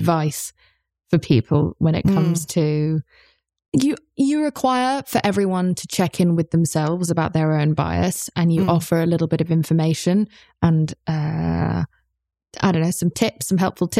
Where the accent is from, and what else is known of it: United Kingdom